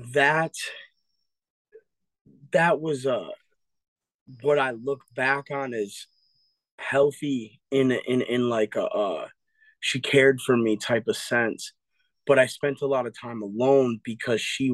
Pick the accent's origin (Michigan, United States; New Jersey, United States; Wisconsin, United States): Wisconsin, United States; Eau Claire; also born or lived in Appleton, Wisconsin; I was born in Appleton, Wisconsin, but I was raised since 2 years old in Eau Claire